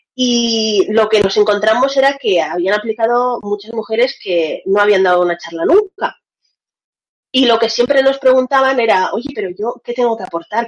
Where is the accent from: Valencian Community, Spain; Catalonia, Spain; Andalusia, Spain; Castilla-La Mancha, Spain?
Valencian Community, Spain; Valencia; moved away as an adult; also born or lived in Russia; now in Seville, Spain; Yo nací en Rusia, mis dos padres son rusos y estuve viviendo en Rusia hasta los nueve años de edad. A los nueve años me vine a Valencia y hace cinco años que estoy viviendo en Sevilla